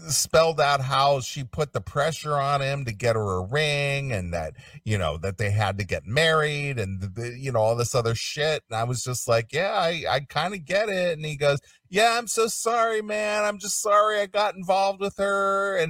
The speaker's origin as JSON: {"language": "English", "region": "Ohio", "country": "United States", "also_born_or_lived": "California", "moved": "as an adult", "said": "I was from Ohio and Midwestern"}